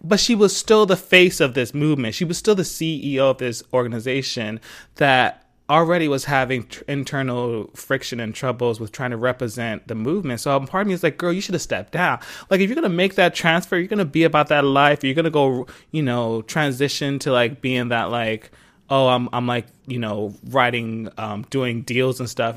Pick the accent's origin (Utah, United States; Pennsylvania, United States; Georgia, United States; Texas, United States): Pennsylvania, United States; Philadelphia; I'm from Philly, where I was born and raised